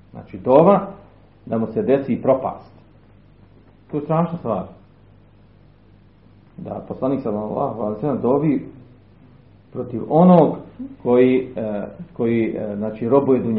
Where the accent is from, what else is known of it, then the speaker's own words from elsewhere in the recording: Bosnia & Herzegovina; kod nas u Bosni